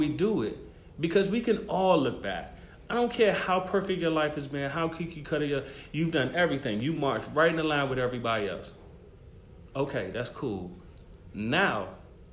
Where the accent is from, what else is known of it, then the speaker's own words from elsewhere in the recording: Prince George's County, Maryland, United States; I came back home to Prince George's County, Maryland, because I'm from Maryland as well